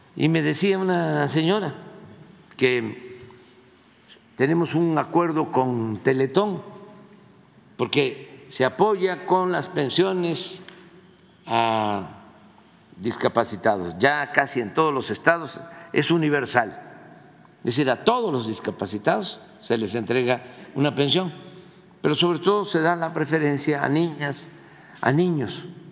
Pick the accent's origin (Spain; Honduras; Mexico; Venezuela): Mexico; somos nosotros, los mexicanos